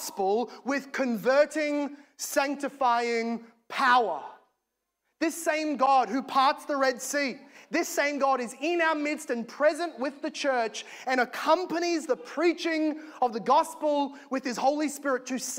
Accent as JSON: {"language": "English", "country": "Australia", "said": "As an Aussie"}